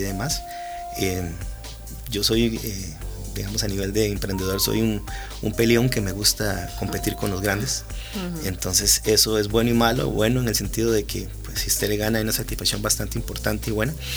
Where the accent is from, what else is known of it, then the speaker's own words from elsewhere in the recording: Costa Rica; somos costarricenses